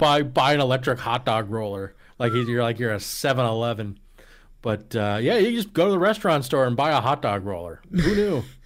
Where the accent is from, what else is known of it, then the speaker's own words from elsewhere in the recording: Allentown, Pennsylvania, United States; I was actually born in Allentown area